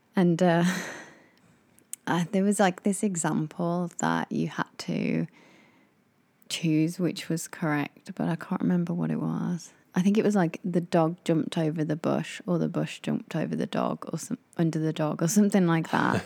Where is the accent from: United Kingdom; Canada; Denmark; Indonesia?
United Kingdom; England; moved away as an adult; now in Japan; We are a English couple that live in Japan that are in our late twenties.